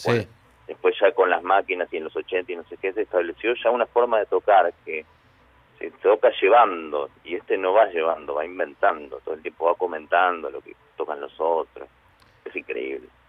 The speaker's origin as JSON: {"language": "Spanish", "region": "Buenos Aires", "country": "Argentina", "said": "yo soy porteño a full"}